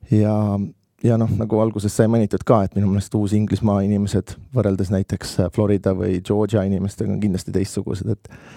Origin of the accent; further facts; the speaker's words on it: Estonia; ma olen Eestist